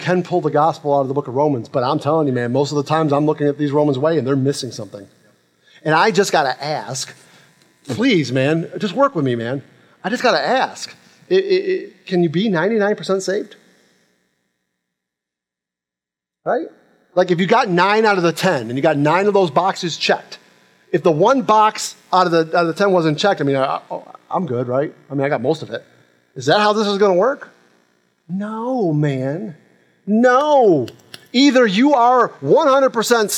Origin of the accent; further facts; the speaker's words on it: Rochester, New York, United States; now in Jacksonville, United States; I'm from Rochester, New York